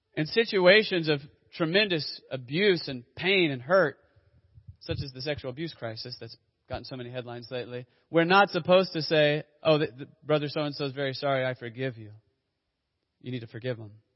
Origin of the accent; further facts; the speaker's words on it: Dallas, Texas, United States; as a kid growing up in Dallas Fort Worth